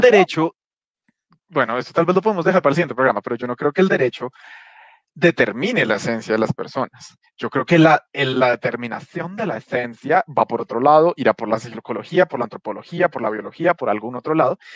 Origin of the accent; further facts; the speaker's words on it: Colombia; nos toca como sociedad colombiana